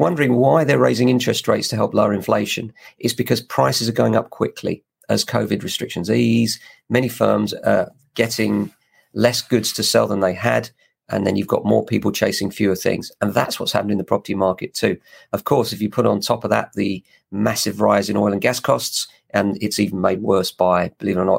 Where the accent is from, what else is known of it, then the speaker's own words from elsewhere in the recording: England, United Kingdom; Very proud of being English